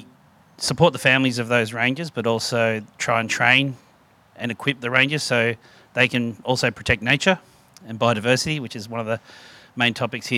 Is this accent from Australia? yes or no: yes; Melbourne, Victoria, Australia; now in Mornington Peninsula, Australia; I was raised in Melbourne